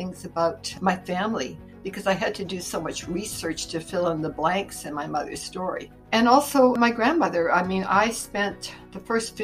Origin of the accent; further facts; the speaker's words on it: Winnipeg, Manitoba, Canada; now in Campbell River, Canada; I was born in Winnipeg, Manitoba, which is sort of the heart of Canada in the middle of the prairies